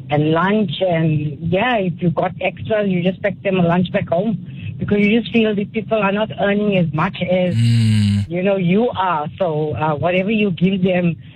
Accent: Johannesburg, Gauteng, South Africa; I was mm. born and bred in Joburg.

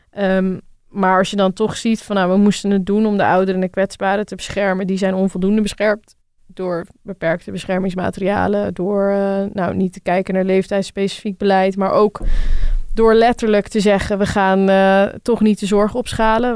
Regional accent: Rotterdam, South Holland, Netherlands; Ik kom uit Rotterdam

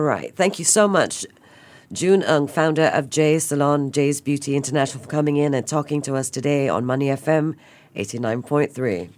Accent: Singapore; being Singaporean

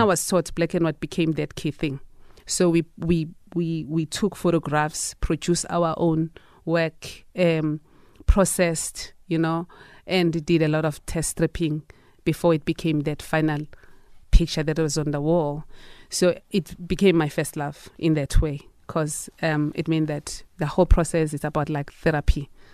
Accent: South Africa; as a South African citizen

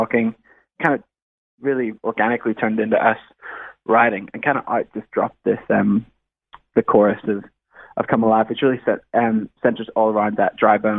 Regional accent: Northern Ireland, United Kingdom; moved away as an adult; now in Sydney, Australia; Yeah. So I'm actually from Northern Ireland originally, and I was there until I was 18. So I'm an Irish lad.

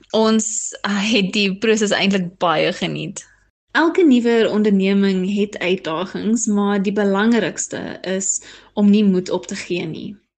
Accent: Johannesburg, Gauteng, South Africa; also born or lived in Stellenbosch / Thailand; Ek is van Johannesburg af

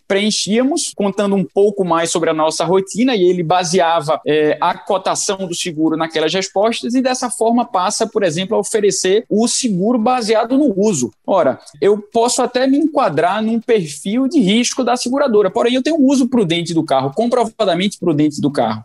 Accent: Pernambuco, Brazil; accent: Pernambucano; meu sotaque não, não, não me deixa negar que eu sou que eu sou pernambucano

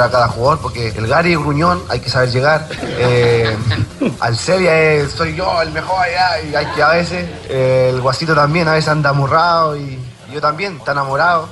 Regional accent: Chile; siendo chileno

